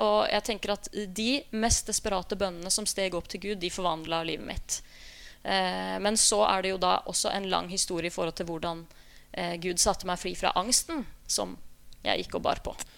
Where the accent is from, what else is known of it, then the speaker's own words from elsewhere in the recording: Skien, Telemark, Norway; jeg begynte å øve i smug i menneskelokalet hjemme i Skien